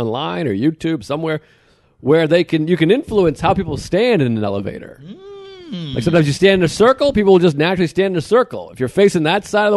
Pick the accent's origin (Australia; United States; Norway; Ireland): United States; New England; I grew up in New England